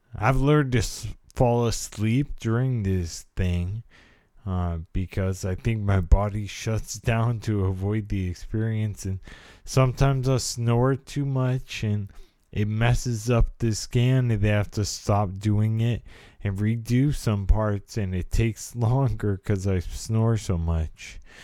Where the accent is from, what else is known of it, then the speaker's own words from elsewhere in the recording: California, United States; I was a product of the eighties California life. I was born in, I'm a Californian